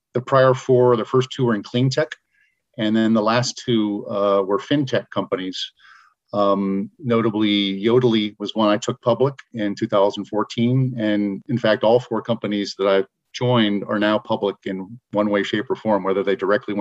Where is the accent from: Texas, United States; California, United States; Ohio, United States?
California, United States; San Francisco Bay Area; I grew up in the Bay Area, San Francisco Bay Area